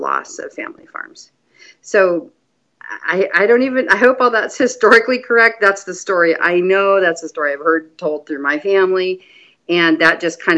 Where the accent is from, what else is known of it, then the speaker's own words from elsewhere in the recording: San Joaquin Valley, California, United States; now in Oregon, United States; I grew up in farming in the San Joaquin Valley of California